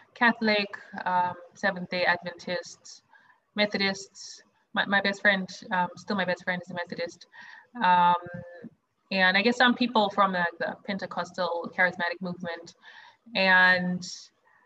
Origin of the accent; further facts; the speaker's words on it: Zimbabwe; moved away as an adult; also born or lived in South Africa; now in New York, United States; I grew up in Zimbabwe, which is where I'm originally from.